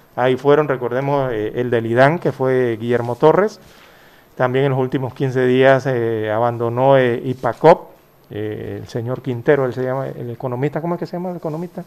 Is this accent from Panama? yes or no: yes; Panama; los panameños queremos